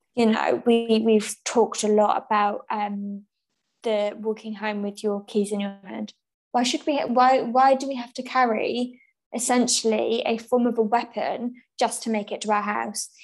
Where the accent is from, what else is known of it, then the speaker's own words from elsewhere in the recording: England, United Kingdom; also born or lived in Essex; we are white women who have been born and raised in England